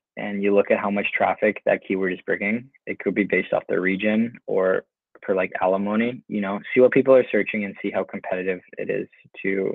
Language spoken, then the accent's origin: English; just outside of Toronto, Ontario, Canada; moved away as an adult; now in Lisbon, Portugal; I grew up just outside of Toronto